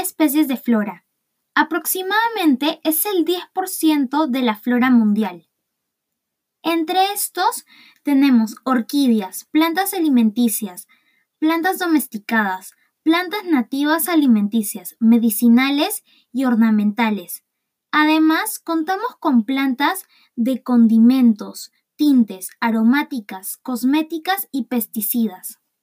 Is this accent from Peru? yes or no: yes; Peru